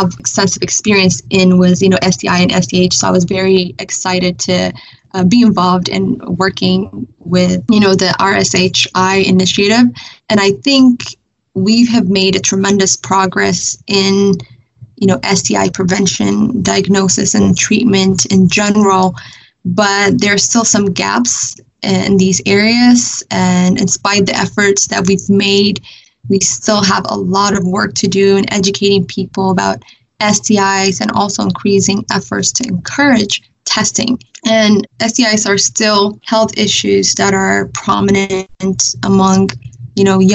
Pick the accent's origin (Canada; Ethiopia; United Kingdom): Ethiopia; Addis Ababa; moved away as an adult; now in United States; I was born and raised in Addis, Ethiopia capital